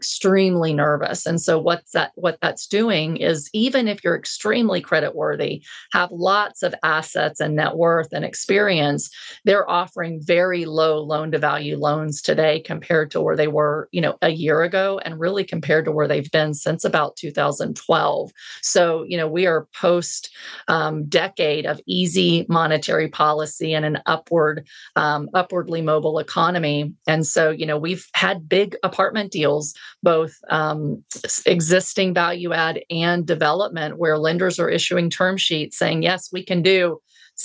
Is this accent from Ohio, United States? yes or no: no; Texas, United States; I'm a Texan